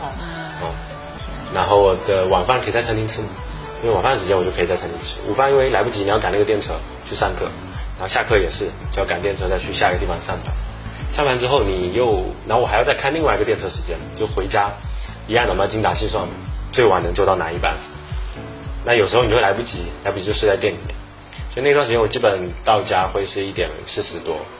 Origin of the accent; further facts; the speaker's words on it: Fujian, China; 我们福建的物产啊，或者是我们福建传统的菜